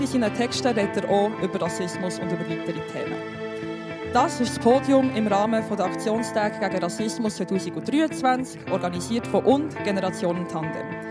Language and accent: German; Switzerland; meine Eltern ähm, kommen aus einem anderen Land, ich bin hier auf die Welt gekommen, aber ich habe mich immer mehr Schweizerin gefühlt als Albanerin